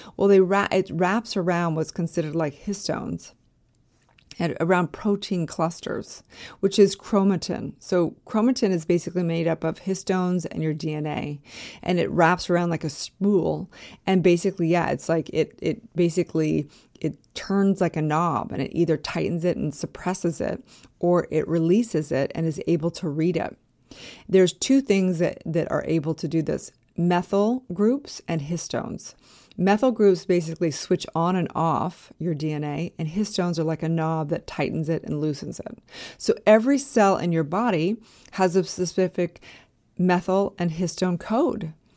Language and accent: English; California, United States; also born or lived in Park City, Utah / Los Angeles; I was actually living in Park City, Utah at this point in time, way before I lived in Los Angeles, even though I'm from California.